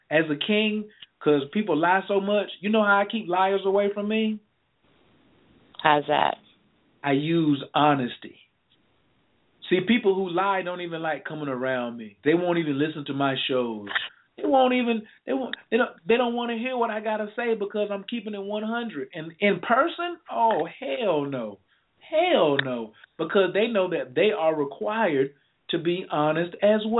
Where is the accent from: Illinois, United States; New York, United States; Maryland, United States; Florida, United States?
Illinois, United States; Chicago; Chicago, Illinois.